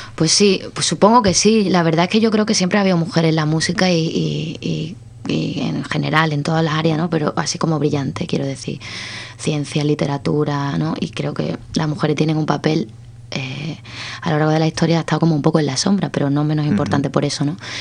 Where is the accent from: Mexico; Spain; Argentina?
Spain; Cádiz, Andalusia; yo soy de Cádiz